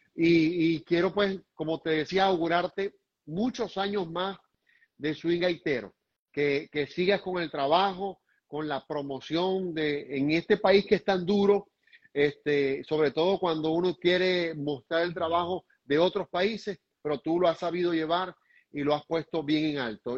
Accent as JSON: {"language": "Spanish", "country": "Venezuela", "said": "a los venezolanos"}